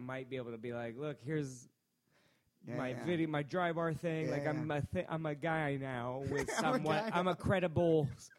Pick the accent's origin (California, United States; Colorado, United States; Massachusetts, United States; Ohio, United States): Massachusetts, United States; Worcester; born there; I was born in Worcester, Massachusetts.